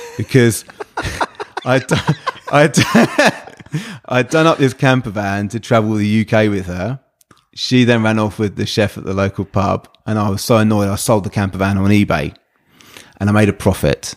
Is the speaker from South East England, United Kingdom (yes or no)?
yes; Brighton, South East England, United Kingdom; growing up around the Brighton area